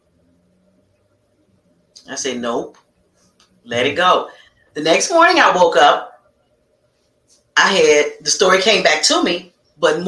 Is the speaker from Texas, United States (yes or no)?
no; Chicago, Illinois, United States; I am born and raised from the south side of Chicago.